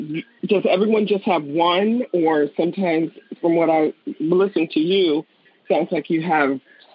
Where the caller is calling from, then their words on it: Gaithersburg, Maryland, United States; I am calling from Maryland, Gaithersburg, Maryland.